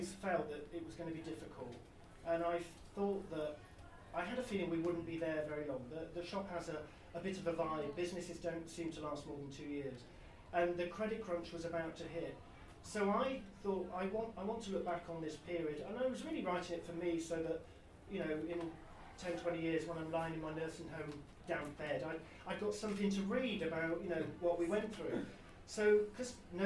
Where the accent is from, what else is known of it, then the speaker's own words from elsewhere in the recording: Weston-super-Mare, South West England, United Kingdom; moved away; I was brought up in Weston-super-Mare, and growing up as a gay teenager then was quite difficult